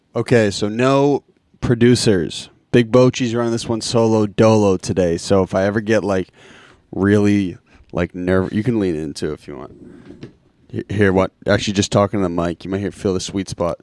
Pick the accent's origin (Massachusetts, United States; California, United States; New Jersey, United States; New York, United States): Massachusetts, United States; Lincoln; I grew up in Lincoln